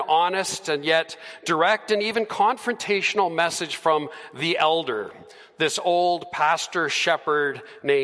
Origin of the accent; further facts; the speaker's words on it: Edmonton, Alberta, Canada; also born or lived in Calgary; I was born and raised here in Edmonton, so that's my hometown